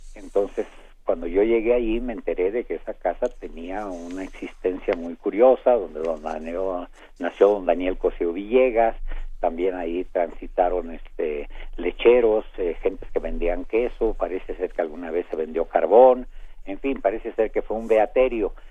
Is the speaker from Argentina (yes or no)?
no; Saltillo, Coahuila, Mexico; now in Mexico City, Mexico; la formación eh, que se me dio de pequeño en casa de unos tíos en Saltillo, Coahuila, donde aprendí a leer